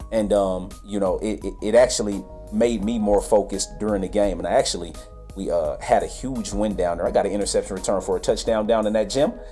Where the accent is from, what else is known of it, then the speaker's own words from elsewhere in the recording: Fairbanks, Alaska, United States; Well, I had to give love to my home town team in arena football. That's Fairbanks, Alaska, the Carlson